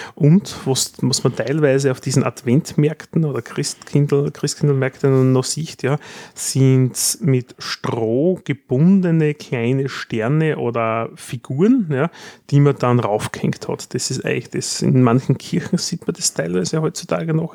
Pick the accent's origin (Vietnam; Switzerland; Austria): Austria; wir in Österreich